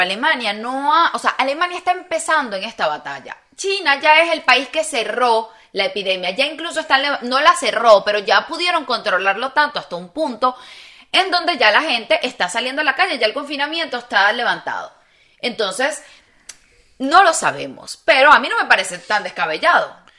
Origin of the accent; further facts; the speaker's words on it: Venezuela; moved away; uno como ciudadano venezolano